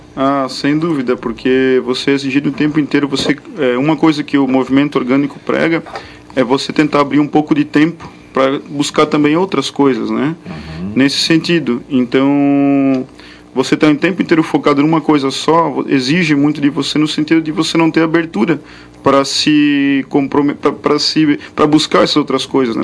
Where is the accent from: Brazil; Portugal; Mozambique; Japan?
Brazil; Indaial, Santa Catarina; eu sou de Indaial